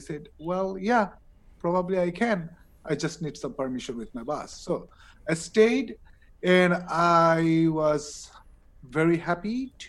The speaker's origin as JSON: {"language": "English", "country": "Bangladesh", "also_born_or_lived": "United States", "second_language": "English"}